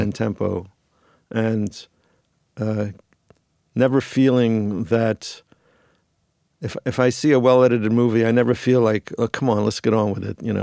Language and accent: English; New York, United States; moved away as an adult; now in Los Angeles, United States; I had moved to L A in nineteen eighty-three from New York. I'm originally from New York.